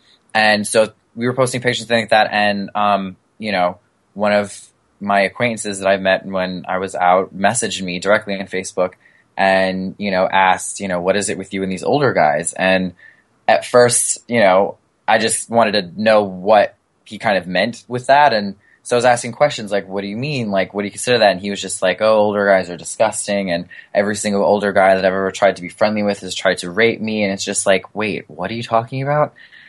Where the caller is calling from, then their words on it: New York City, New York, United States; East Harlem, New York City.